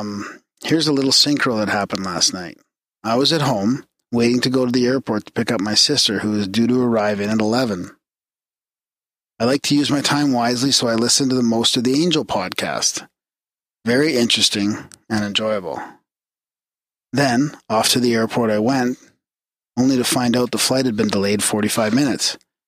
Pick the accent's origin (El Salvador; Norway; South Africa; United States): United States; Mississippi; Okay, so I grew up in South Mississippi under the roof of a Baptist Christian home that my father built on undeveloped land in 1993.